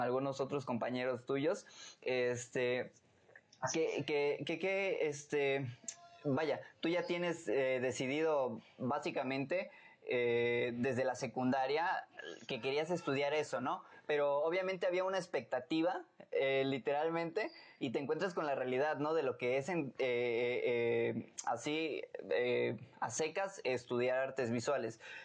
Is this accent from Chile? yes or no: no; Tuxtla Gutiérrez, Chiapas, Mexico; en Tuxtla, donde yo nací